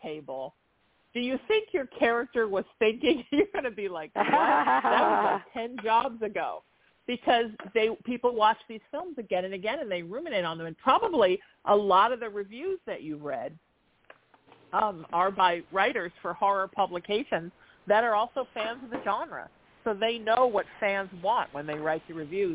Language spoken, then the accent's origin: English; Orange, Connecticut, United States; also born or lived in New Haven, Connecticut; We lived in Orange, but I was born in New Haven.